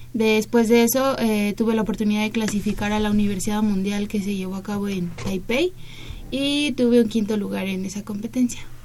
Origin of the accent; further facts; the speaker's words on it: Mexico; no estoy en mi país